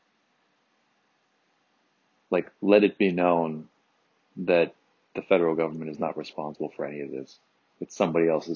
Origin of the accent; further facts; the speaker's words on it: Michigan, United States; moved away; my home state of Michigan